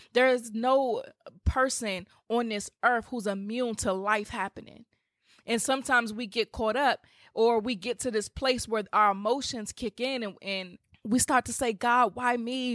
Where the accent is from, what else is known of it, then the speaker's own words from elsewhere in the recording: Washington, District of Columbia, United States; come to D C. I would love to meet you guys in my hometown